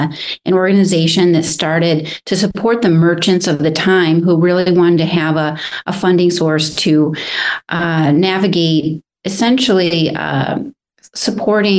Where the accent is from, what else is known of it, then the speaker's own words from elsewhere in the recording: Jamestown, New York, United States; also born or lived in North Carolina / Ventura, California; now in Santa Barbara, United States; I'm originally from Jamestown, New York. So across the state from you, Neil, actually, is where I grew up